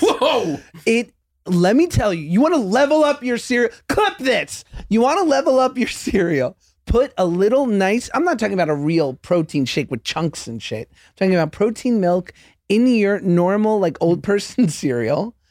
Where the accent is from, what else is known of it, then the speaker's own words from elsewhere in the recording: Los Angeles, California, United States; I'm from Los Angeles